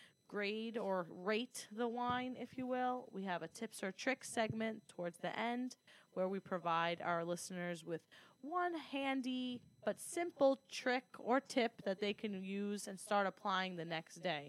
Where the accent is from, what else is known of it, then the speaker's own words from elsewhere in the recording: New York City, New York, United States; also born or lived in Greece; I am from Staten Island